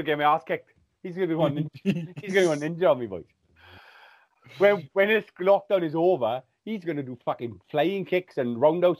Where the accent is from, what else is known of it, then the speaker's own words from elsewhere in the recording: Wales, United Kingdom; I want to learn Welsh. I'm Welsh